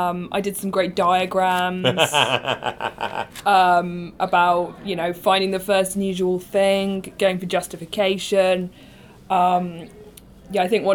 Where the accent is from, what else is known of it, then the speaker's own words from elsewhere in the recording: United Kingdom; accent: British; my British accent